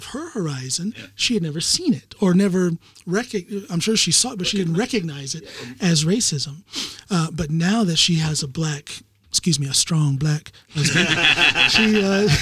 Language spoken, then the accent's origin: English; United States; now in Norway; I'm American